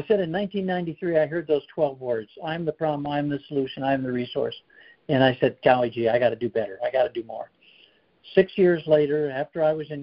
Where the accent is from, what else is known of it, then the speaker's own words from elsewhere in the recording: Chicago, Illinois, United States; moved away as an adult; also born or lived in Colorado / North Carolina; now in South Carolina, United States; I grew up in the Chicago area